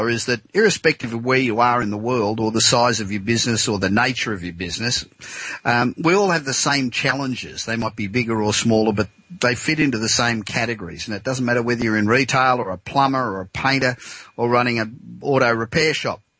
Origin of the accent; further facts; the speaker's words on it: Los Angeles, California, United States; from my hometown of Los Angeles.